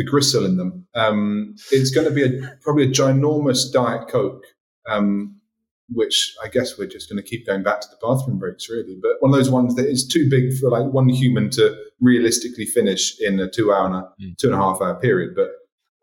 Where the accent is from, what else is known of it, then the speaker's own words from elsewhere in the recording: England, United Kingdom; now in Martinique; being an English guy